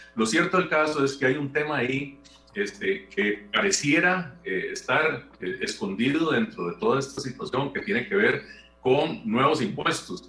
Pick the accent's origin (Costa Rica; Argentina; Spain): Costa Rica; nosotros como costarricenses